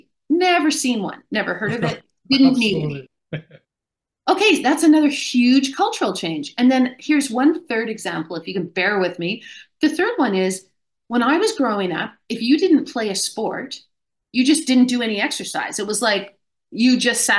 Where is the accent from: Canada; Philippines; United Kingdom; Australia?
Canada; I grew up in Canada